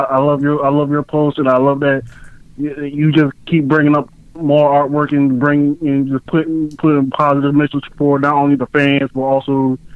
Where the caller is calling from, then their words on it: Savannah, Georgia, United States; calling from Savannah, Georgia.